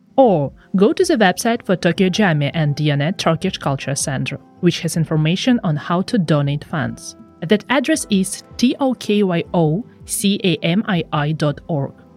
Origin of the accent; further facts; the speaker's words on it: Ukraine; I'm from Ukraine and I'm in Turin with the Deep Dive podcast